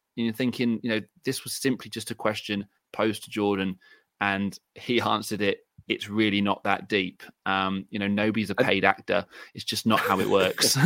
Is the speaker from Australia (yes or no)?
no; England, United Kingdom; I'm English